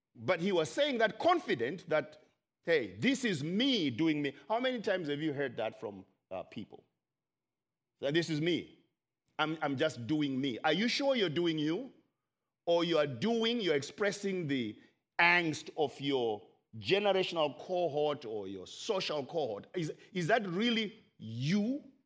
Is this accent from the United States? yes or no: no; Zimbabwe; I am from Zimbabwe